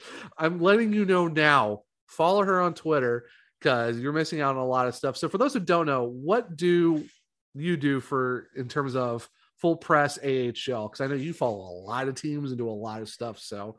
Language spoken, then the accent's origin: English; Ravenna, Ohio, United States; we're both from Ohio. I'm from Ravenna.